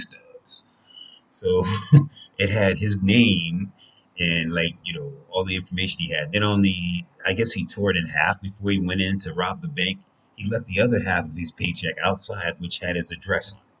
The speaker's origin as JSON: {"language": "English", "country": "United States", "said": "I'm an American"}